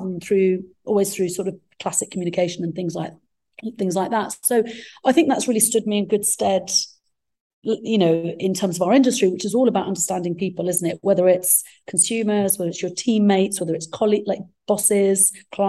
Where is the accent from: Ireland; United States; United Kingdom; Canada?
United Kingdom; England; first language Arabic; English is a second language; also born or lived in Egypt; I was born in Egypt, came to England when I was three, started school at the age of four, not speaking any English